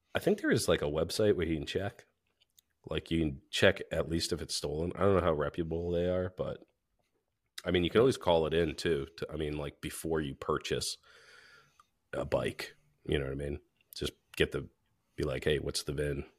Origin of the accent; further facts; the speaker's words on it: New Hampshire, United States; we're from New Hampshire